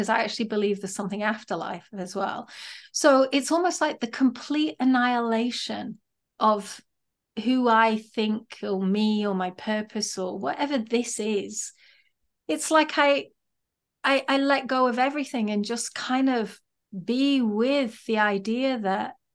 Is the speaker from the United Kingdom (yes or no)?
yes; England, United Kingdom; As a woman, I think growing up in England, I've I learned a very specific, quiet way of being